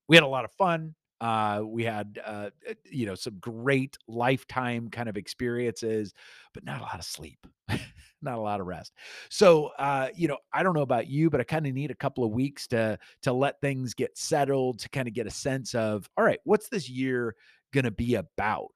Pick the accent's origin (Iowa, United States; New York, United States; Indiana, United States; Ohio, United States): Iowa, United States; moved away; also born or lived in Sheffield, England; I grew up in Iowa